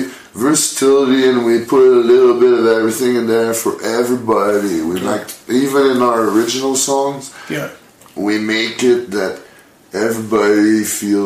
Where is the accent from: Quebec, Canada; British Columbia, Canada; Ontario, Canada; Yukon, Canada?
Quebec, Canada; Quebec City; I was born and raised in Quebec City, and so was Kelsey, my son. And being a Quebecois